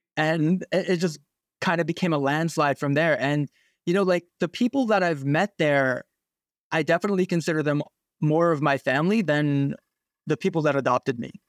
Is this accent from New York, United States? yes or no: yes; New York City, New York, United States; also born or lived in Pocono area, Pennsylvania; now in New England, United States; I grew up in New York City. Then, uh, we moved to the, um, the Pocono area of Pennsylvania